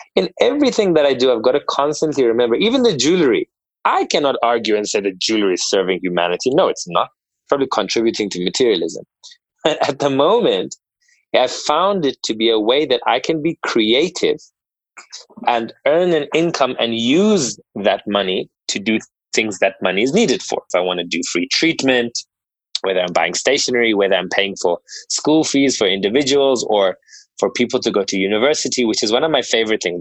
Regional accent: South Africa; born and bred in South Africa

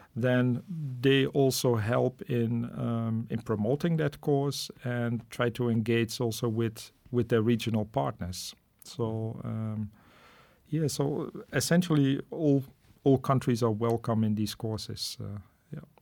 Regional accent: Netherlands; moved away as an adult; also born or lived in Namibia / Rwanda / Indonesia; now in Munich, Germany; I'm originally from the Netherlands

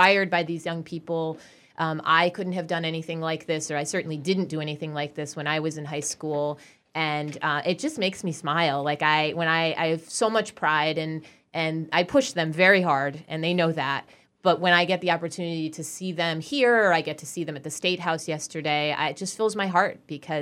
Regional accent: Hatfield, Massachusetts, United States; I grew up in Hatfield

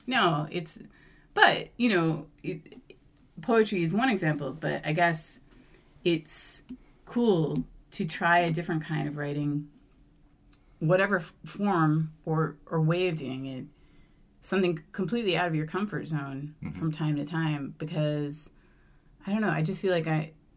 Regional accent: Vermont, United States; moved away as an adult; I grew up in Vermont

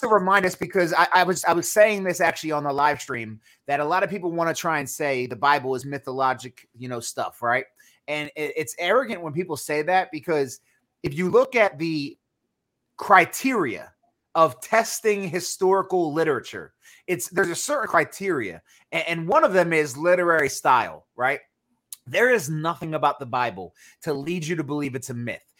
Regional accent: Northeast, United States; I'm from the Northeast

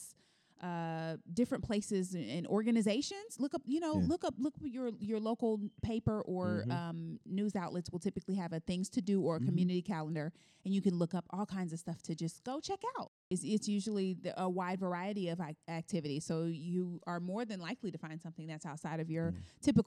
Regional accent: Indianapolis, Indiana, United States; now in Cincinnati, United States; we're from Indianapolis

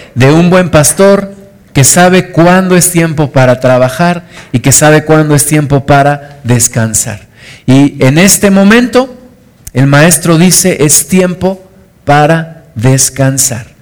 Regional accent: Mexico City, Mexico; moved away; yo era niño, crecí en, la Ciudad de, México

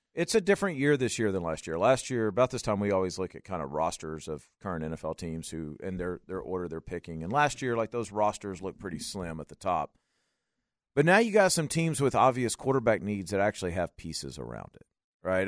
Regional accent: Louisiana, United States; I'm from Louisiana

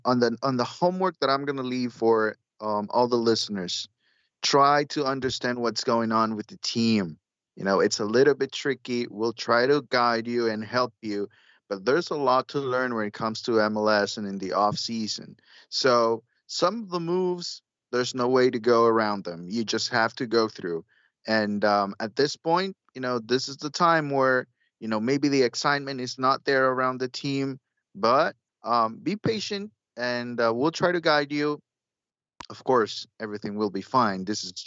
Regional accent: Honduras; Growing up in Honduras, that's what we always order.

